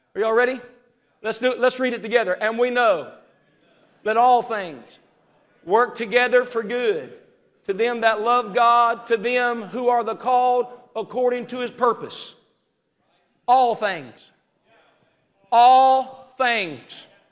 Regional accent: West Virginia, United States; now in Zanesville, United States; growing up in West Virginia

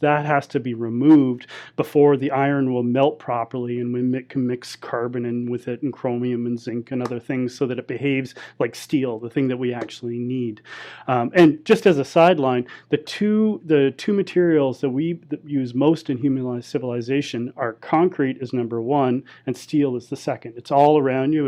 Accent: Canadian Pacific Northwest, British Columbia, Canada; also born or lived in Alberta; I'm from the Canadian Pacific Northwest, and I've lived in British Columbia and the mountains of Alberta my entire life.

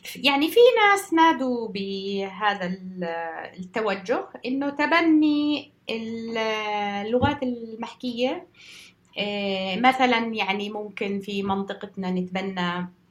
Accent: Jordan; now in United Kingdom; عندنا بالأردن

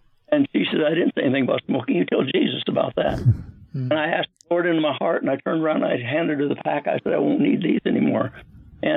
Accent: Nebraska, United States; I was born outside the United States in a place called Nebraska, and in a little tiny town

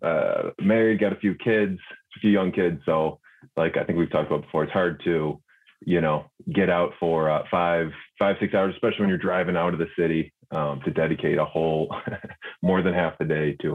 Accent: Frankfort, Illinois, United States; also born or lived in Chicago, Illinois; From Frankfurt

